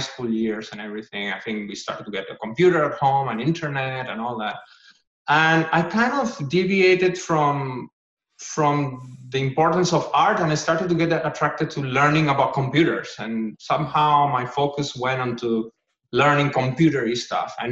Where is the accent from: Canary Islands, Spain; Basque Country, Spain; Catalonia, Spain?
Canary Islands, Spain; Gran Canaria; moved away; And I'm from Spain in a place called Gran Canaria